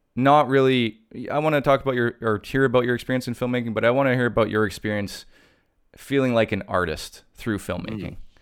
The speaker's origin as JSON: {"language": "English", "country": "Canada", "said": "being Canadian"}